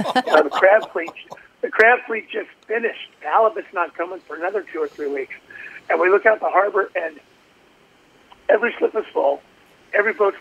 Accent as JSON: {"language": "English", "town": "Lake Tahoe", "country": "United States", "tie": "born or raised there", "also_born_or_lived": "Alaska", "moved": "as an adult", "said": "I was born and raised in Lake Tahoe. Grew up there"}